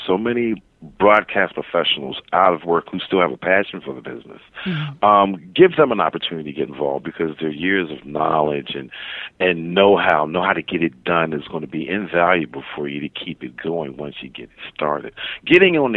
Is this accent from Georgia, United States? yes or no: no; Philadelphia, Pennsylvania, United States; now in Sacramento, United States; Prometheus Radio in Philadelphia, my hometown